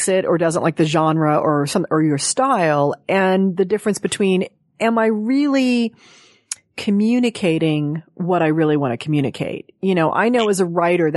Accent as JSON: {"language": "English", "town": "Los Angeles", "region": "California", "country": "United States", "tie": "born or raised there", "said": "I grew up in Hollywood here."}